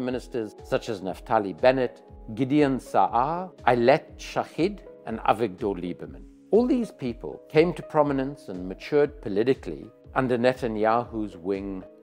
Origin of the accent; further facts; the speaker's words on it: South Africa; as a South African committed to non-racism in the country of apartheid, I became very involved with the ANC from quite a young age